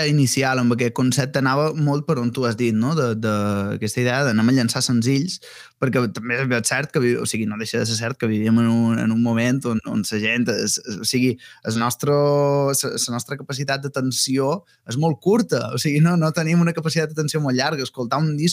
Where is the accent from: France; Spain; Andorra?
Spain; Balearic Islands; accent: Mallorcan; fer això en, en, en, en el meu dialecte, en el mallorquí